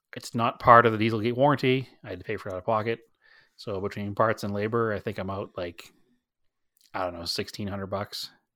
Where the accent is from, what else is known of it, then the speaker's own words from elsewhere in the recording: New England, United States; moved away; we're from New England